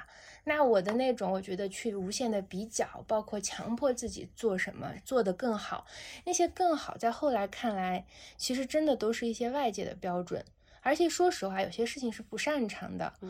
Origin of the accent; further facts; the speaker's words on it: Xinjiang, China; moved away; 我出生在新疆，我爷爷那个时代，他们就是跟着王震的部队去了新疆，后来就在兵团开始一直留在那儿，其实是奉献边疆。从小在新疆，因为爷爷也在这个兵团农场，